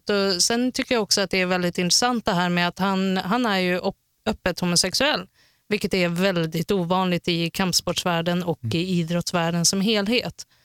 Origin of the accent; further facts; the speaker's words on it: Härnösand, Västernorrland County, Sweden; Ja, det är från Härnösand.